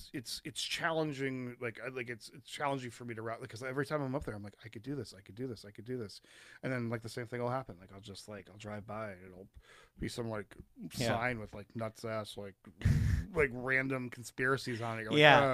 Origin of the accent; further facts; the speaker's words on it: East Coast, United States; also born or lived in Colorado; we're from the East Coast and we were living in rural Colorado